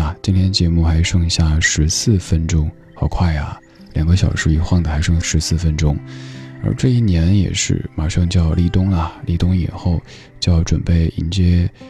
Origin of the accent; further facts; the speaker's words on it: Chengdu, Sichuan, China; 比如说我家乡成都，